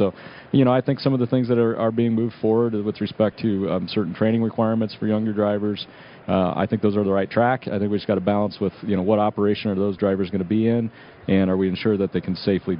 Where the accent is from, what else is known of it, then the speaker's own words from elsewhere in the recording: Nebraska, United States; You know, our feeling is we're from Nebraska. It's a long state